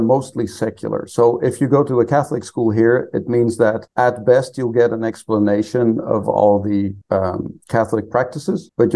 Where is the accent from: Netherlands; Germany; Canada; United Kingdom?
Netherlands; also born or lived in Provo, Utah, United States; I grew up over here in the Netherlands. I was actually born in the States.